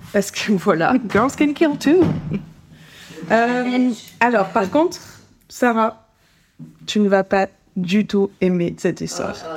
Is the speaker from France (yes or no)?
yes; France; en tant que Français